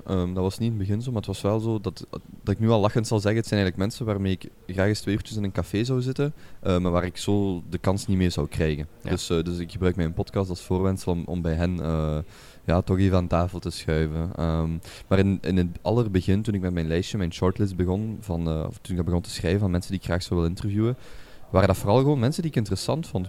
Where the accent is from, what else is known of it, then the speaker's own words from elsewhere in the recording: Genk, Flanders, Belgium; moved away as an adult; also born or lived in Brazil; now in Antwerp, Belgium; ik ben opgegroeid, geboren in Genk